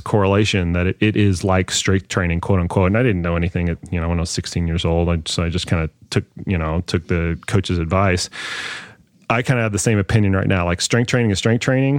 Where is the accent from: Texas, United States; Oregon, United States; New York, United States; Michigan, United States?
Texas, United States; Dallas; I grew up in Dallas.